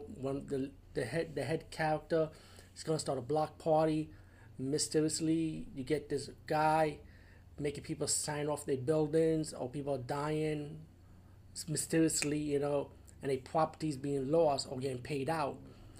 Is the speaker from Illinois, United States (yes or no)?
no; New York City, New York, United States; maybe I'm biased because, like I said, I'm from the Bronx